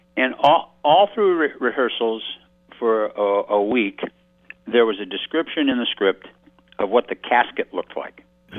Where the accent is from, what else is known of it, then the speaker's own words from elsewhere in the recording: outside of Detroit, Michigan, United States; moved away; I grew up outside of Detroit